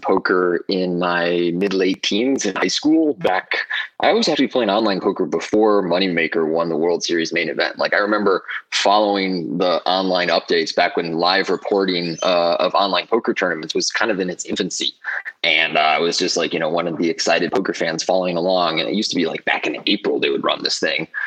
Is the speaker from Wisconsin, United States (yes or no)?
yes; Wisconsin, United States; moved away as an adult; also born or lived in Milwaukee / Australia; So I grew up in Wisconsin. I was there till I was 20.